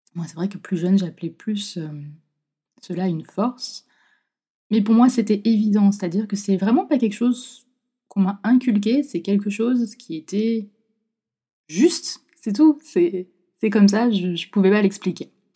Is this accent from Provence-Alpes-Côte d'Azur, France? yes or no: no; Nantes, Pays de la Loire, France; de base, je suis de Nantes